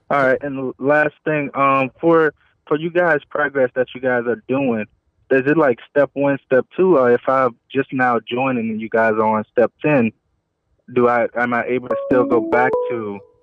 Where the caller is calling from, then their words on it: New Orleans, Louisiana, United States; I'm calling from New Orleans